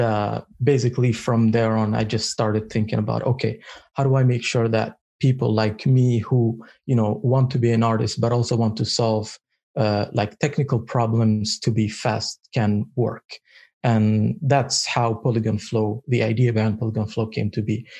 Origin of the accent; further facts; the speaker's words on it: Eritrea; English is a second language; I come from Africa, uh, more Eritrea more specifically